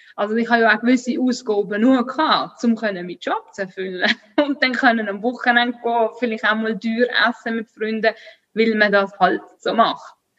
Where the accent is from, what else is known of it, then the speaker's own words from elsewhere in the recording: Switzerland; ich bin Schweizerin, ich bin mit dem aufgewachsen